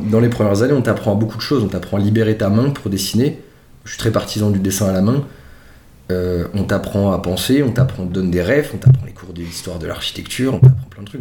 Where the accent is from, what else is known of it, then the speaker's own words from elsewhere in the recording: Strasbourg, Grand Est, France; je suis originaire de Strasbourg